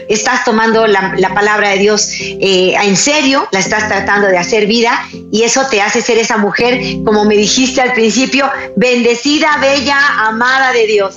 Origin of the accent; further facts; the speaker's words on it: Mexico; en mi país, en Chiapas